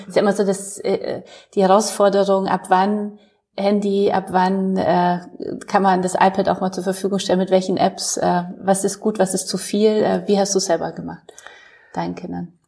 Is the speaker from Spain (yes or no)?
no; Poland; now in Germany; ich komme aus Polen